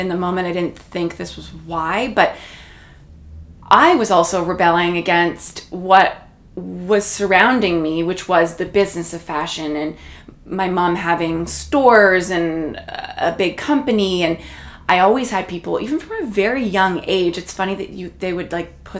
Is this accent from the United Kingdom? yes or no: no; Toronto, Ontario, Canada; first language Portuguese; moved away as an adult; also born or lived in New York City; now in Miami, United States; I grew up in Toronto, only about, you know, 5-minute drive from here where we are in Yorkville, so really in the center of the city.